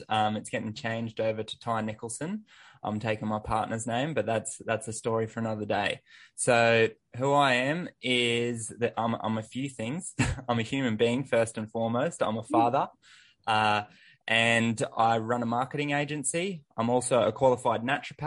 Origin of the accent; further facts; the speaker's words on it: Sunshine Coast, Queensland, Australia; Growing up, I grew up on the Sunshine Coast